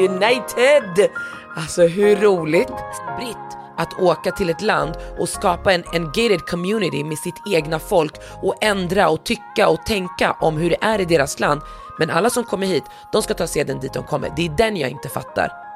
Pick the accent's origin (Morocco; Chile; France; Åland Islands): Morocco; jag som marockan